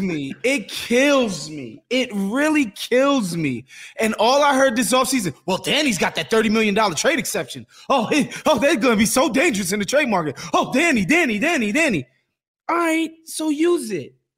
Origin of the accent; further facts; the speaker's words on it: New York, United States; As a New Yorker